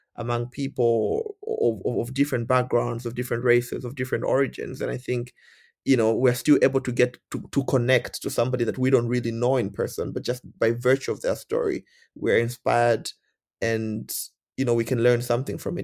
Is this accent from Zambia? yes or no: yes; Zambia; moved away as an adult; also born or lived in India; I'm from Zambia